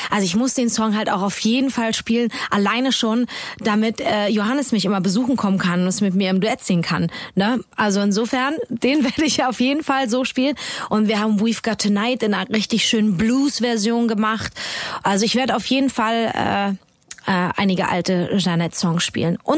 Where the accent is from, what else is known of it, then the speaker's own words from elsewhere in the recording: United States; German is a second language; ich bin eine Amerikaner.